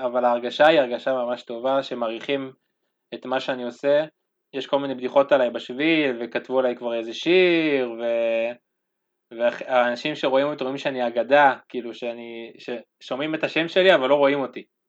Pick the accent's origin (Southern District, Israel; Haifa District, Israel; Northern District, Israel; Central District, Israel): Northern District, Israel; Ma'oz Haim; אני מקיבוץ מעוז חיים